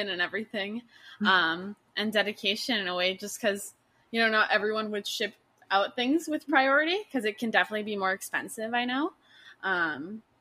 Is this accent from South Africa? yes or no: no; Canada; I'm from Canada